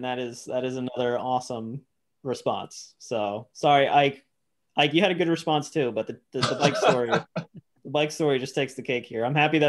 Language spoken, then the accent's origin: English; New York, United States; growing up in New York and going to Mets games as a Mets fan